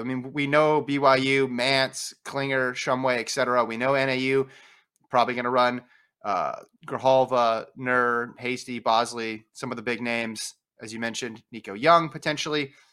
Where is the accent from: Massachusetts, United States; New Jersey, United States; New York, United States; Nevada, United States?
Nevada, United States; moved away; I was raised in Nevada